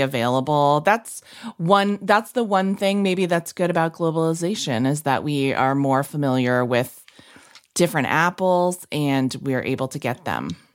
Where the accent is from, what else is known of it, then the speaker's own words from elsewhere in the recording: New England, United States; I'm from New England